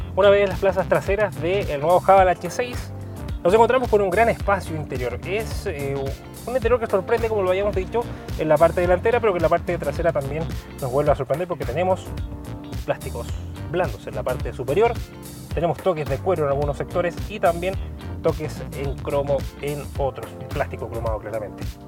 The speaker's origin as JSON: {"language": "Spanish", "country": "Chile"}